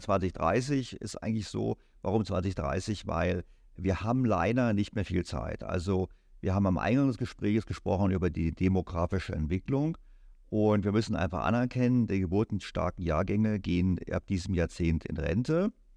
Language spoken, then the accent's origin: German; Germany; als Deutscher